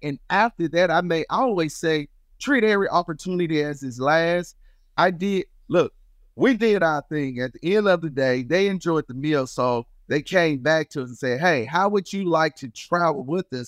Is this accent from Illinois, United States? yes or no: yes; Chicago, Illinois, United States; moved away; also born or lived in Mississippi; I was born and raised in Chicago, and my family decided to move to Mississippi